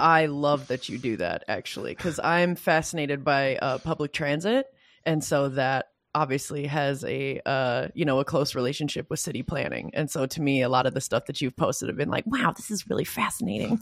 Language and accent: English; Michigan, United States; I come from Michigan